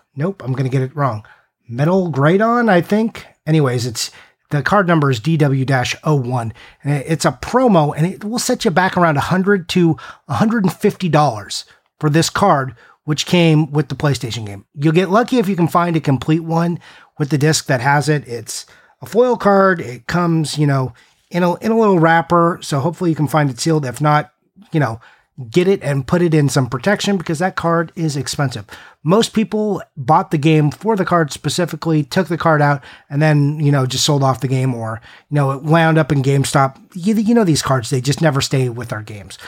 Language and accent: English; United States; I'm American